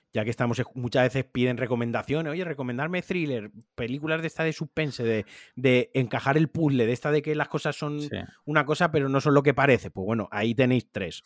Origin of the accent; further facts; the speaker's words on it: Spain; nosotros siendo españoles